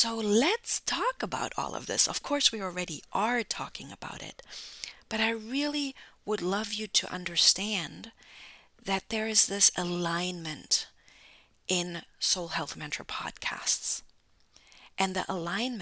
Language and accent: English; Germany; now in United States; I'm originally from Germany